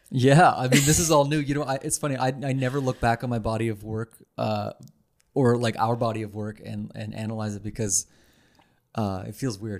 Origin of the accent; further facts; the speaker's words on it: Ottawa, Ontario, Canada; now in Montreal, Canada; I'm from Ottawa.